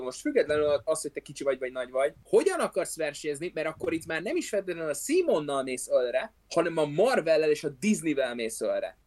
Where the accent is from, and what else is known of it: Hungary